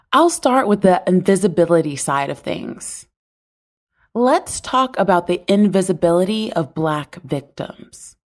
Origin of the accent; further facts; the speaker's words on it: the South, United States; I was born into poverty in the South.